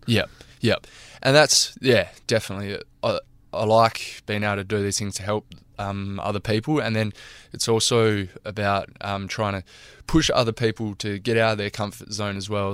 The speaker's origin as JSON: {"language": "English", "town": "Narrabeen", "region": "New South Wales", "country": "Australia", "tie": "born or raised there", "moved": "yes", "lives_now": "Karratha, Australia", "said": "my hometown in Narrabeen"}